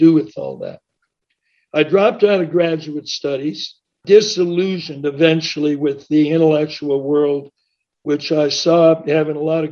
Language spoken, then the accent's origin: English; Seattle, Washington, United States; moved away as an adult; also born or lived in Berkeley; I was born and raised in Seattle, Washington, went to high school there